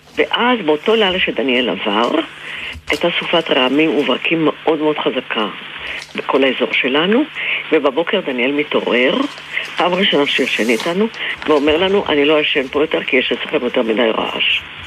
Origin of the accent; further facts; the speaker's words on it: Israel; אני בעצמי נולדתי בקיבוץ